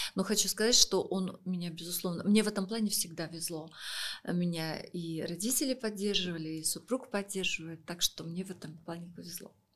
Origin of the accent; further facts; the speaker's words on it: Saint Petersburg, Russia; now in Moscow, Russia; я сама из Санкт-Петербурга, Сейчас мы с супругом живем в Москве